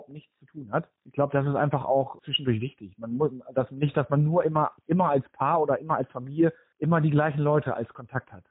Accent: North Rhine-Westphalia, Germany; now in Oldenburg, Germany; Ich komme ursprünglich aus dem Ruhrgebiet ähm, da war nie die Option, dass wir irgendwie im Ruhrgebiet bleiben

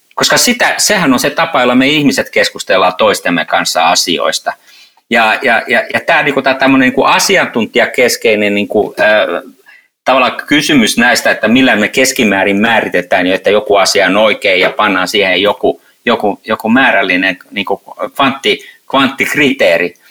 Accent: Helsinki, Uusimaa, Finland; Helsinki, niin on oman kotikaupunkini.

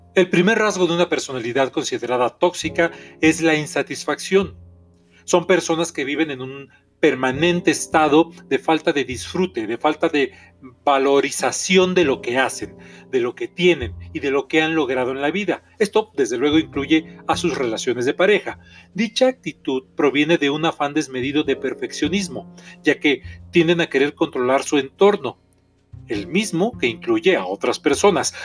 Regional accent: Mexico; soy terapeuta mexicano

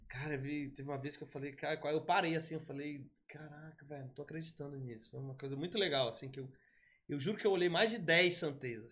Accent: São Luís, Maranhão, Brazil; also born or lived in Brasília; sou de São Luís, mais precisamente do Hospital Português

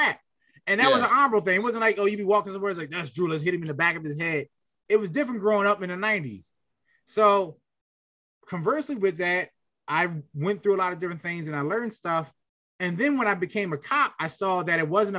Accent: Philadelphia, Pennsylvania, United States; I was very anti-gun growing up in Philly

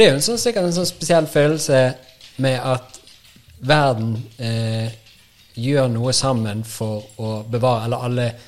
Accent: Bergen, Vestland, Norway; moved away; Jeg kommer jo fra Bergen, så det er jo en egen, eget land

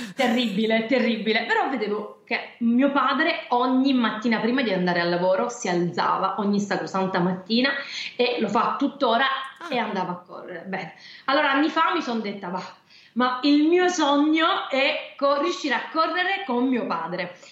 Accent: Trepuzzi, Apulia, Italy; io sono però salentina, ehm, vengo da Trepuzzi, è un paesino in provincia di Lecce

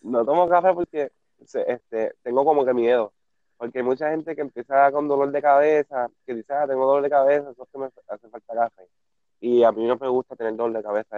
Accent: Peñuelas, Puerto Rico; moved away as an adult; now in Ponce, Puerto Rico; Yo me mudé ahora para Ponce, pero yo era de Peñuela.

